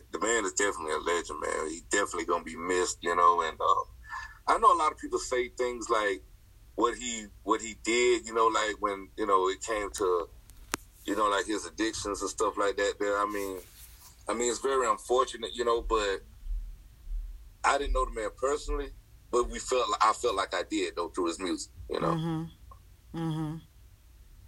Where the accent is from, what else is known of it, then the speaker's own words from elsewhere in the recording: the South, United States; I'm from the South